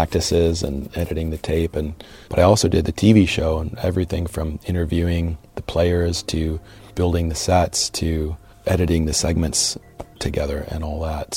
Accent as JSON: {"language": "English", "town": "Cleveland", "region": "Ohio", "country": "United States", "tie": "born or raised there", "said": "Born and raised in the Cleveland area"}